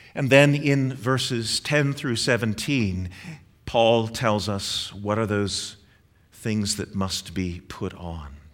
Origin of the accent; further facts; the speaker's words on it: Northeast, United States; moved away; I grew up in the Northeast